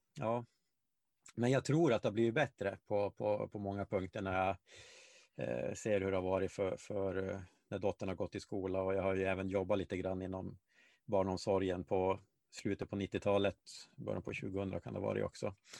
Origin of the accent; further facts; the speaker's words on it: Malmberget, Norrbotten County, Sweden; moved away; jag växte upp i Gällivare, eh, eller Malmberget då, eh, till, till stor